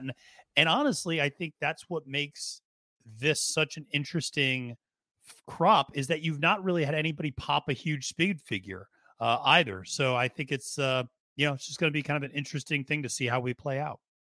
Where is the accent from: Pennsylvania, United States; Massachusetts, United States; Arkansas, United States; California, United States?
Pennsylvania, United States; Berks County; we grew up in Berks County, Pennsylvania